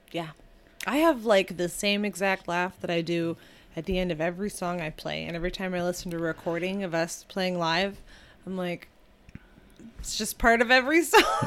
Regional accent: Michigan, United States; I grew up in Michigan

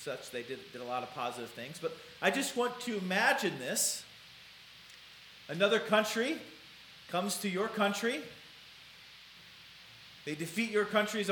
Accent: Blair / Omaha, Nebraska, United States; I remember growing up in Blair. I didn't really grow up in Blair. I played some basketball and some baseball and, you know, t-ball and all the little kids' sports in Blair. But I homeschooled, and my dad worked in Blair. But we went to high school in Omaha.

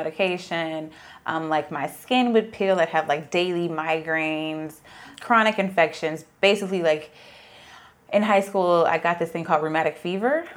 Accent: Atlanta, Georgia, United States; moved away as an adult; also born or lived in Tennessee / Arizona; I'm from Atlanta

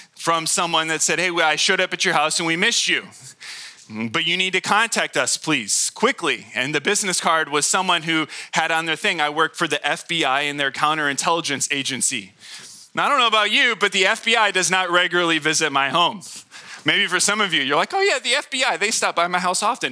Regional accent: Hemet, California, United States; I was born in Hemet.

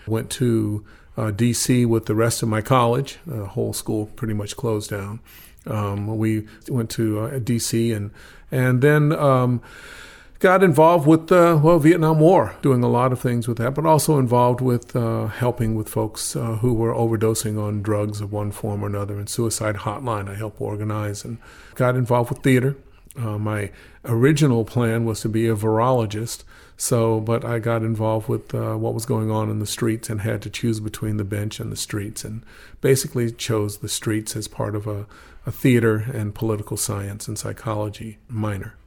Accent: Atlanta, Georgia, United States; also born or lived in Baton Rouge, Louisiana; now in Oregon, United States; when I was in elementary school in Atlanta

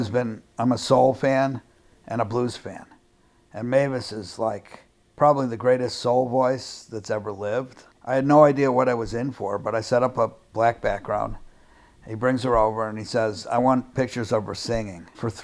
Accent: Chicago, Illinois, United States; I'm from Chicago

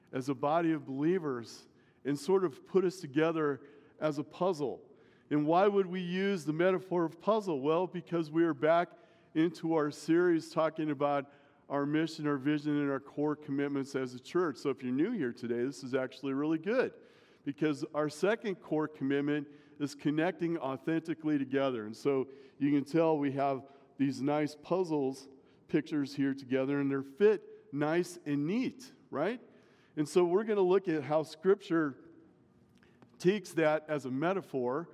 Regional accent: Omaha, Nebraska, United States; I grew up in Omaha

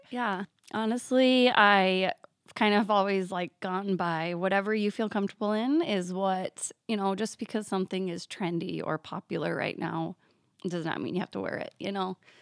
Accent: Danbury, Iowa, United States; Danbury is, yes. I just turned thirty-five, and I have lived here all my life.

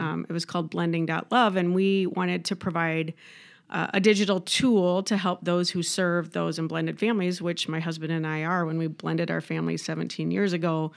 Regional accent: Midwest, United States; also born or lived in Southern California; now in Rochester, United States; I'm a Midwesterner

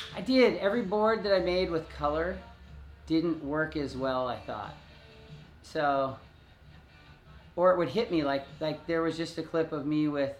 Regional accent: Hermosa Beach, California, United States; growing up in Hermosa Beach

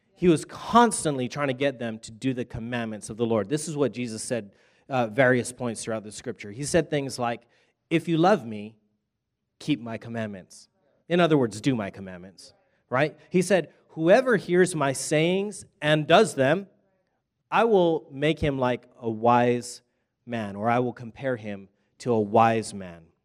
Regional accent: Hawaii, United States; I'm from Hawaii, but I was just in Texas, and now I'm back over here

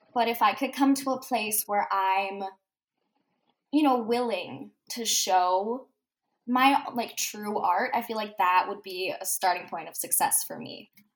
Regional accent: Manitoba, Canada; I'm from Manitoba, Canada.

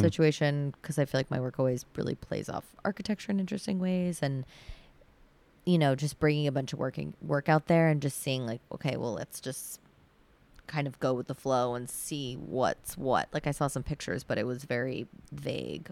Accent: Sudbury, Massachusetts, United States; also born or lived in Needham / Brookline; my parents live in Sudbury right now, and I grew up there

